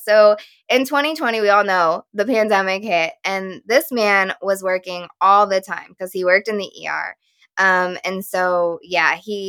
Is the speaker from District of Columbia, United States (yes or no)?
no; Texas, United States; now in Connecticut, United States; But that's how we both actually ended up in Connecticut, because I'm originally from Texas